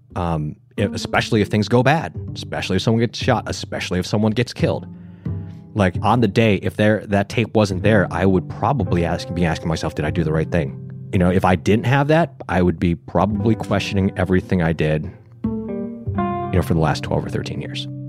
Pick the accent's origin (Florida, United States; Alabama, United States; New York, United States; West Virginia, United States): New York, United States; Buffalo; moved away; I'm from Buffalo, New York.